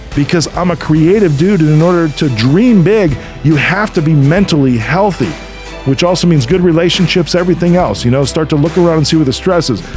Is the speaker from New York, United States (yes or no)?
no; Chicago, Illinois, United States; I'm from Chicago